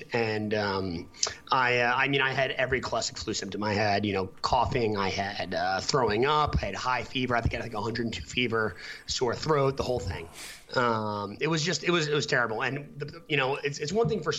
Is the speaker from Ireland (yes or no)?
no; United States; moved away as an adult; also born or lived in Boston; I'm from New York originally